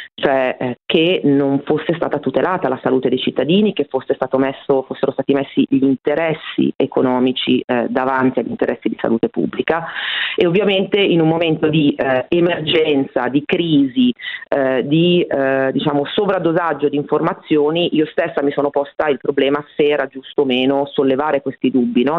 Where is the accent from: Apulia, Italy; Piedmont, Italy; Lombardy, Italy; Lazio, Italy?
Lombardy, Italy; Bergamo; now in Rome, Italy; essendo cresciuta a Bergamo